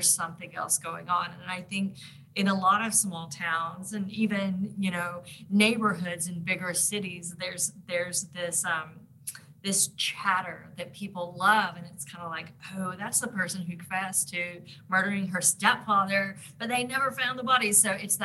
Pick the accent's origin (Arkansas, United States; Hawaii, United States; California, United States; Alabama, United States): Arkansas, United States; I grew up in Arkansas